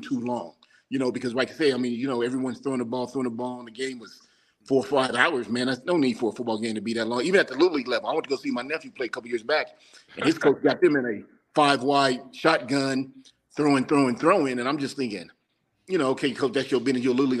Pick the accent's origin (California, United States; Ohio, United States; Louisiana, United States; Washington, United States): Washington, United States; Tacoma; I was born in Tacoma, which is 30 minutes from Seattle.